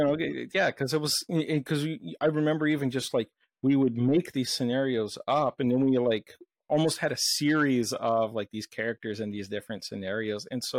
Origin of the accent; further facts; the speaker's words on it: Brazil; where I grew up in South America, in Brazil